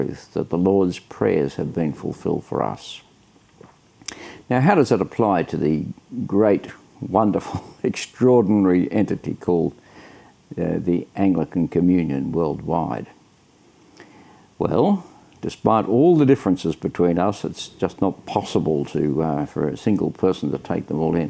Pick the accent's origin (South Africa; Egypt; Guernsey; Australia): Australia; Sydney, New South Wales; I'm from Sydney, Australia.